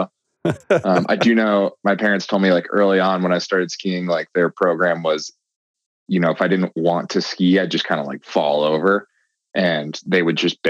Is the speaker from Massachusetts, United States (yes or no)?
yes; Andover, Massachusetts, United States; moved away as an adult; also born or lived in Breckenridge, Colorado; now in Salt Lake City, United States; I'm from Massachusetts, a suburb of Boston called Andover, and I'm currently living in Salt Lake City, Utah